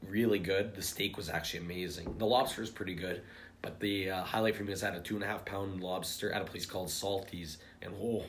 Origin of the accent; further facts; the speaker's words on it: Winnipeg, Manitoba, Canada; said we're from Winnipeg